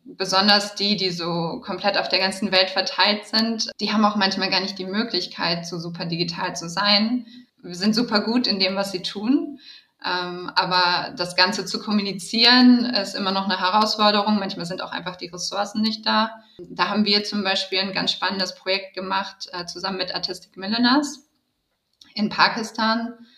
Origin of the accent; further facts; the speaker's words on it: Düsseldorf, North Rhine-Westphalia, Germany; moved away as an adult; also born or lived in Berlin / New York / London; bei Retraced mich in meiner Heimatstadt wiedergefunden